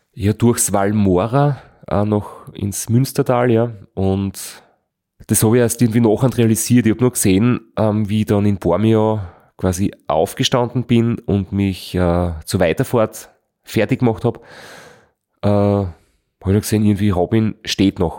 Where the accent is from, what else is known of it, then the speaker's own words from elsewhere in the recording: Austria; in Österreich eingefahren bin, wo ich mir gedacht habe, jetzt kommt mein Heimatland